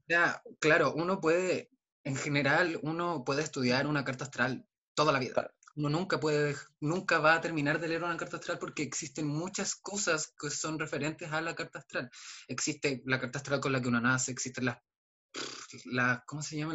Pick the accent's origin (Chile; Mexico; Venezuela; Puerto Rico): Chile; Aysén; vengo de Aysén